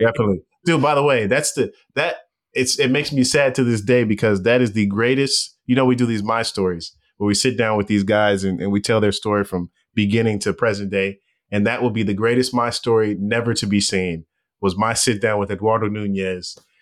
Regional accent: Los Angeles, California, United States; moved away; I'm from Los Angeles

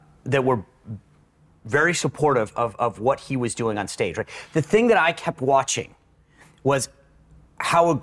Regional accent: Rhode Island, United States; I grew up in Rhode Island

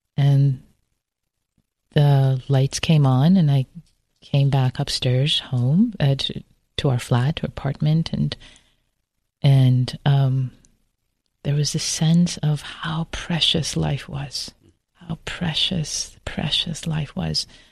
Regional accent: Tehran, Tehran Province, Iran; moved away; also born or lived in Berkeley, California; I grew up in Tehran

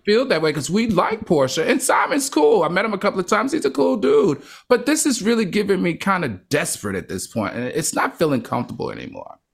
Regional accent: New York City, New York, United States; I'm from New York City.

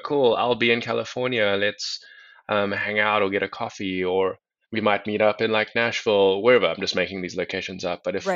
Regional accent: South Africa; moved away as an adult; also born or lived in Atlanta; now in United States; I'm originally from South Africa. I'm half Mauritian, half Chinese, but I was born in South Africa

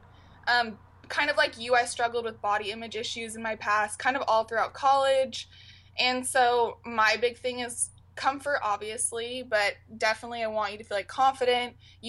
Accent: Portland, Oregon, United States; also born or lived in San Diego, California; I'm from Portland, Oregon.

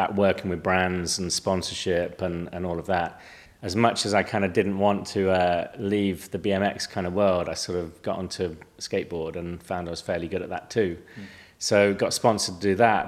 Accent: Malvern, West Midlands, United Kingdom; I grew up in Middle England, sort of South Midlands, Worcestershire, Malvern Hills, borders of Worcestershire, Gloucestershire

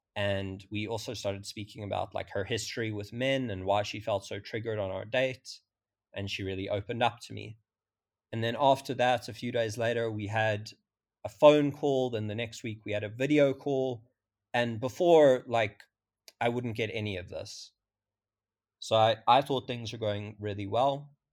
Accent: South Africa; I'm twenty-five, I'm from South Africa

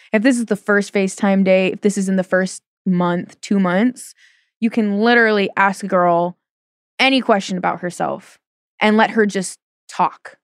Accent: Portland, Oregon, United States; I'm from Portland.

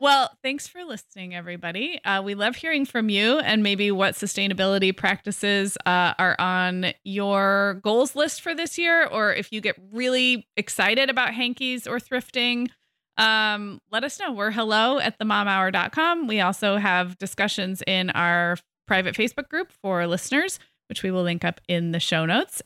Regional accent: California, United States; I'm a Californian. We've all, like, we all grew up in droughts in the nineties

